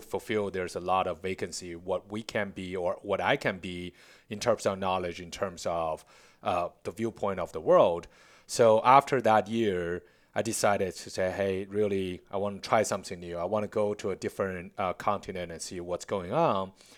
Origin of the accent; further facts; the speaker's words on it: Beijing, China; English is a second language; moved away as an adult; now in Charlotte, United States; born and raised in Beijing